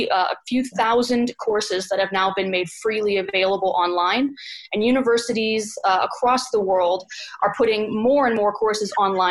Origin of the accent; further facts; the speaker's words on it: United States; moved away; I'm an American coming from the States.